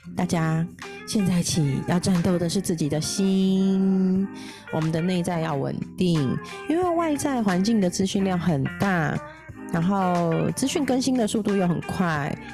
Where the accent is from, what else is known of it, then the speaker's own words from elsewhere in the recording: Taipei, Taiwan; 公立的话是北投那边的复兴高中，我在那边认识了一票很好的朋友、同学